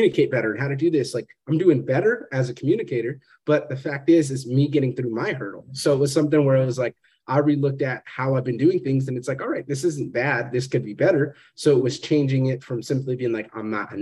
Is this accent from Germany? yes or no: no; Fresno, California, United States; moved away; growing up in Fresno